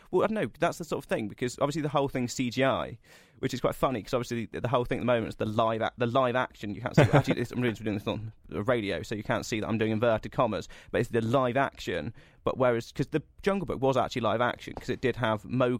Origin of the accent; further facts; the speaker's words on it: Cornwall, South West England, United Kingdom; where I'm from Cornwall